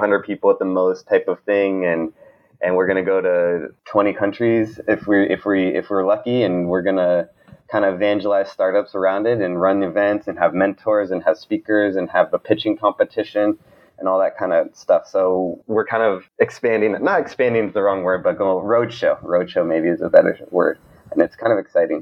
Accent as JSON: {"language": "English", "region": "Montana", "country": "United States", "tie": "born or raised there", "also_born_or_lived": "Oakland, California", "moved": "as an adult", "said": "I grew up in Montana"}